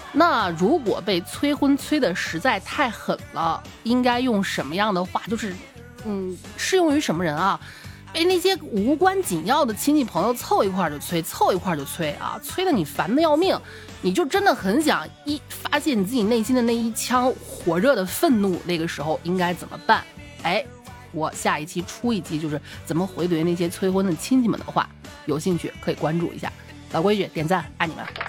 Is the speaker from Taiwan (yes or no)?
no; China; moved away; 我们老家那个四五线的小县级市